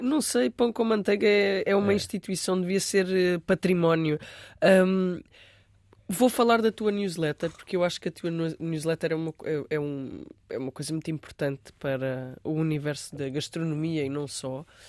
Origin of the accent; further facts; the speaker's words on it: Alentejo, Portugal; alentejano, eu não sou lisboeta